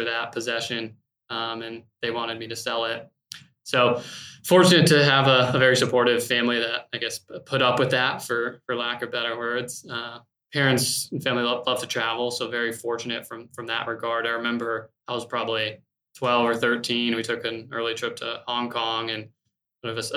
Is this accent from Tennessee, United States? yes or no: no; Tucson, Arizona, United States; now in North Carolina, United States; So I grew up in Arizona, in Tucson, sort of middle class, upper middle class.